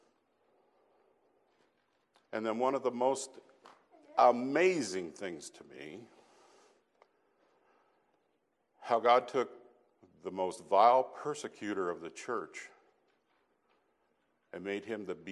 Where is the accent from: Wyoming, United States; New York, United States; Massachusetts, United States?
Wyoming, United States; Casper; moved away; I grew up in Casper, Wyoming